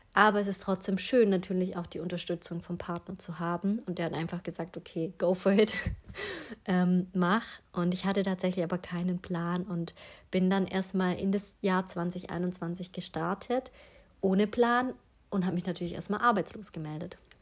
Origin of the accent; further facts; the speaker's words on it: Stuttgart area, Baden-Württemberg, Germany; Ich komme ja aus dem Umkreis Stuttgart.